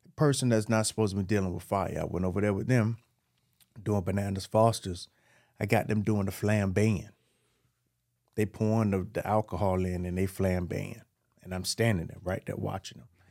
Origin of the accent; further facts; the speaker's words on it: Miami, Florida, United States; I was born in Liberty City.